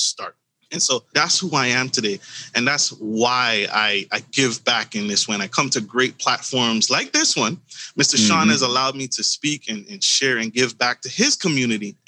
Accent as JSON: {"language": "English", "country": "U.S. Virgin Islands", "tie": "born or raised there", "moved": "as an adult", "lives_now": "United States", "said": "I was born in the Caribbean, U.S. Virgin Islands, and I made my way to the United States via the military."}